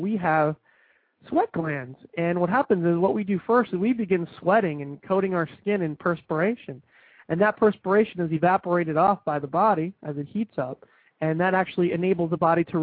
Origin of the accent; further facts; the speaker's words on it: New Jersey, United States; now in southern United States; I grew up in New Jersey